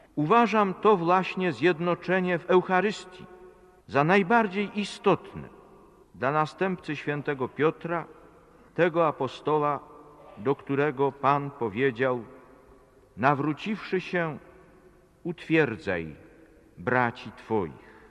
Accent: Poland; first language Polish; moved away; tylu moich rodaków w Polsce

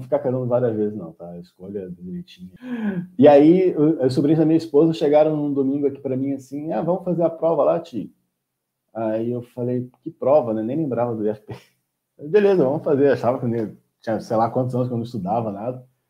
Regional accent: Rio de Janeiro, Brazil; moved away as an adult; also born or lived in Nova Friburgo, Brazil; Morei a vida inteira no Rio de Janeiro

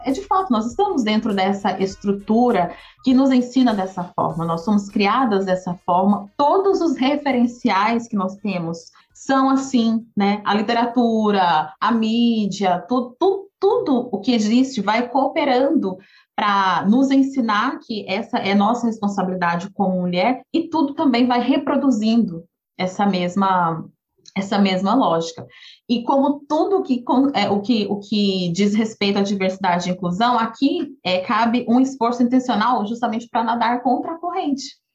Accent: Goiânia, Goiás, Brazil; moved away; Eu cresci em Goiânia, eu sou filha única

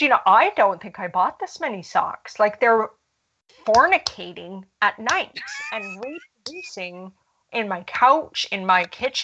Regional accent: Canada; I am Canadian

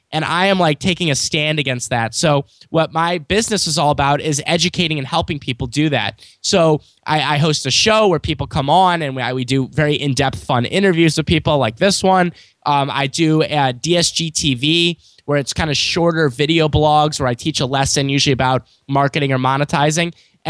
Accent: St. Louis, Missouri, United States; I'm from St. Louis, Missouri. I'm born and raised here.

